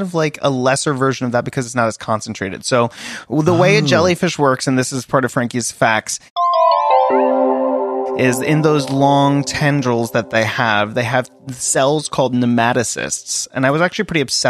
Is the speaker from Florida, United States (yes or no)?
yes; Florida, United States; I was raised in Florida from much of my life